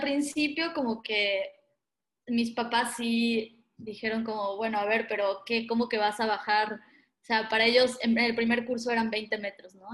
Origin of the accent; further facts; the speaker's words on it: Playa del Carmen, Quintana Roo, Mexico; also born or lived in Argentina; yo me crié en Playa del Carmen, Quintana Roo, en México